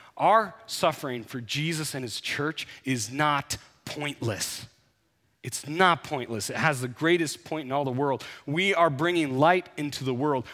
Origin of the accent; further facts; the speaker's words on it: United States; growing up in the United States